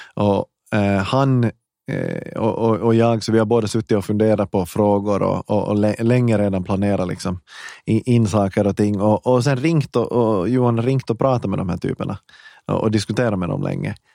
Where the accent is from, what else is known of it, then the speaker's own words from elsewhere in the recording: Ekenäs, Uusimaa, Finland; accent: Finland Swedish; moved away as an adult; also born or lived in Hanko / Vaasa / Helsinki / Stockholm; jag är född i Hange står det på Wikipedia och i mitt pass, men jag är uppvuxen i i Ekenäs. Jag flyttade dit när jag var några år gammal